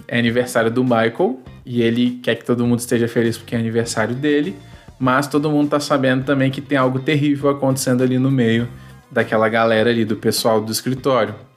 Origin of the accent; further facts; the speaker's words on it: Espírito Santo, Brazil; eu sou natural do Espírito Santo, atualmente moro né, no Espírito Santo também